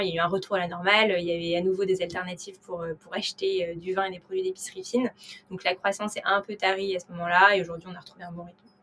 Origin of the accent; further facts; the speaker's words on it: Paris, Île-de-France, France; j'ai 28 ans et je suis née à Paris